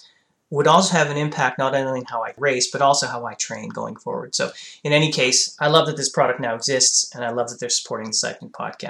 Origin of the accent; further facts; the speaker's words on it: Canada; I'm Canadian.